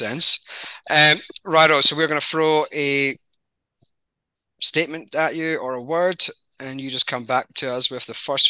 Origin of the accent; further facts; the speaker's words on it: United Kingdom; now in Australia; which I am technically an Aussie, true blue Aussie, but it's not often that it's a fellow Pommy, a British person.